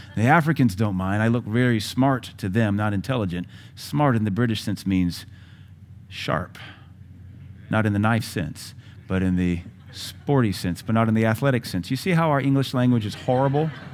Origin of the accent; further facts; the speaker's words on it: Seattle, Washington, United States; moved away; also born or lived in Indiana; I grew up in Seattle in the height of the gangbanging